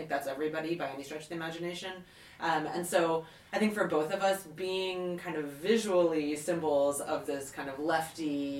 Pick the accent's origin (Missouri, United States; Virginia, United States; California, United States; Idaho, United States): Virginia, United States; Southern; moved away; also born or lived in England; I grew up in Virginia, in Southern Virginia